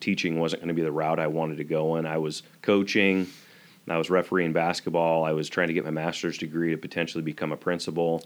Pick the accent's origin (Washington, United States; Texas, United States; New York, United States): Washington, United States; eastern; also born or lived in Spokane, Washington / Odessa, Washington / LaCrosse, Washington / Lacey, Washington; I grew up in eastern Washington. I was born in Spokane.